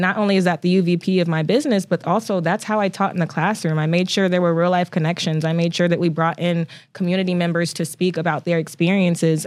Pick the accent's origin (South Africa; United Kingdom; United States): United States; Toledo, Ohio; now in Oklahoma, United States; Ohio is a very important part of my upbringing